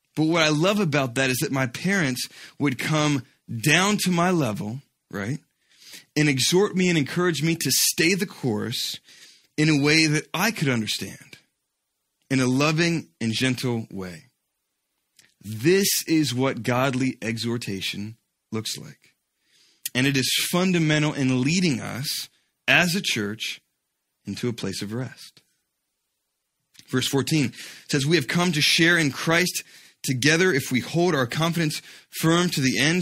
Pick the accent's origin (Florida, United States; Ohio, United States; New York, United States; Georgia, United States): Georgia, United States; When I was a kid, uh, growing up in Georgia